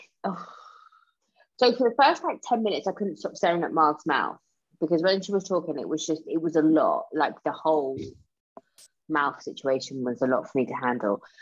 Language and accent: English; United States; But we're American. We're we're in America.